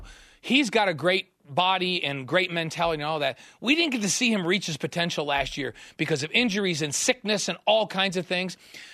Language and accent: English; New York, United States; moved away; Yeah, and I grew up in New York